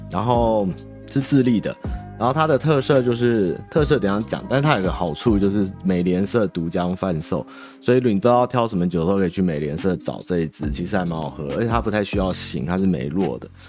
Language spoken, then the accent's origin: Chinese; Taiwan; 我们台湾人觉得没什么